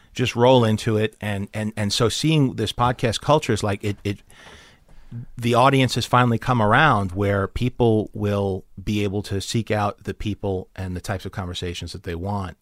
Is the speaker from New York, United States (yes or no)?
yes; New York, United States; moved away as an adult; also born or lived in Chicago; now in Los Angeles, United States; I grew up in New York, but I moved to Chicago to chase the second city dream